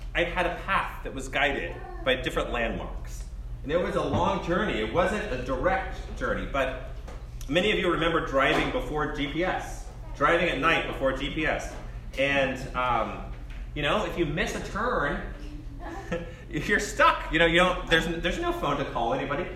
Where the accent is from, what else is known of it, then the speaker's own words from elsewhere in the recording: College Station, Texas, United States; I grew up in College Station